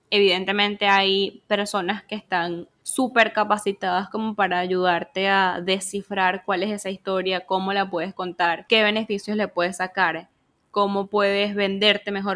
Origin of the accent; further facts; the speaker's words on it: Venezuela; vengo de Venezuela